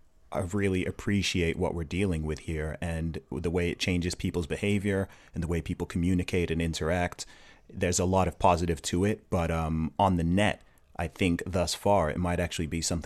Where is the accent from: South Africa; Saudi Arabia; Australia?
Saudi Arabia; Riyadh Province; now in United Kingdom; I was actually born in the UK. I grew up in the Middle East in Saudi Arabia. I went to an American school out there for several years. So if anyone's curious about the accent, that's where it's from.